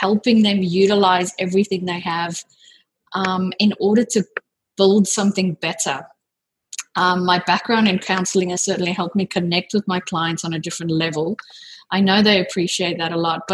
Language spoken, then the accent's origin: English; South Africa; moved away as an adult; now in Sydney, Australia; I'm actually originally from South Africa, but I've lived here in Sydney for almost 18 years now.